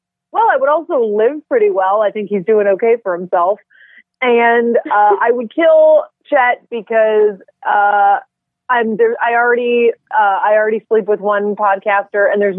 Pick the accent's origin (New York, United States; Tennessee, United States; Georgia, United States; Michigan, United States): New York, United States; Buffalo; now in Portland, United States; I'm also from Buffalo.